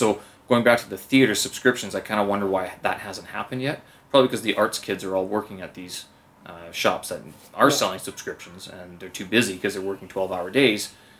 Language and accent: English; the Prairies, Canada; now in Beijing, China; I'm Canadian, yeah. Prairie boy.